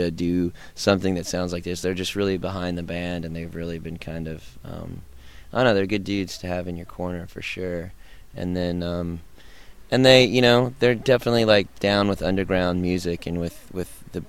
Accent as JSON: {"language": "English", "town": "Denton", "region": "Texas", "country": "United States", "moved": "as an adult", "lives_now": "Austin, United States", "said": "we're from Denton, Texas, which is right near Dallas. It's about an hour from Dallas, but we've lived in Austin for about four or five years"}